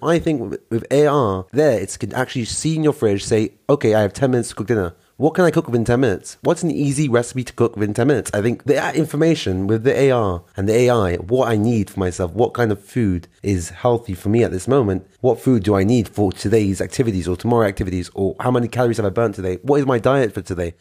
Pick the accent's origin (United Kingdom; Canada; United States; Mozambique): United Kingdom; London; now in Israel; I'm from London, England. I am currently living in Israel